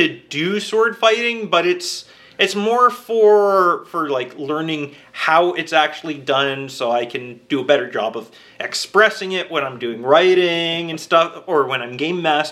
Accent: Canada; being the Canadian invasion

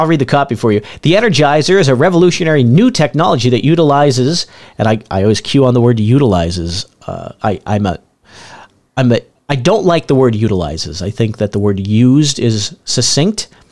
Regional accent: Northeast, United States; moved away; I grew up in the Northeast

